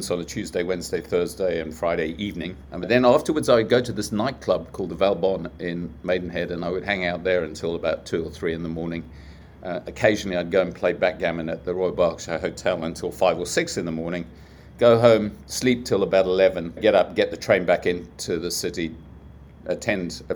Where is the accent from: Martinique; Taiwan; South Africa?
South Africa; moved away as an adult; also born or lived in United Kingdom; I was growing up in South Africa